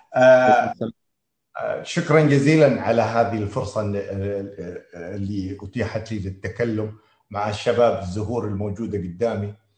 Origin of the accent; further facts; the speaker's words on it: Qatif, Eastern Province, Saudi Arabia; احنا كمجتمع قطيفي